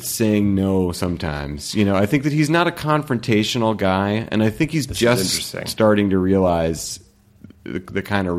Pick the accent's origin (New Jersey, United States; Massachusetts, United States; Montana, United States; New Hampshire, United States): Massachusetts, United States; Weston